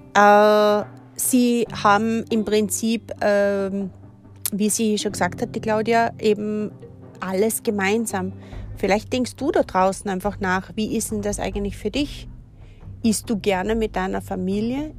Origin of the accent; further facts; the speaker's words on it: Austria; bei uns in Österreich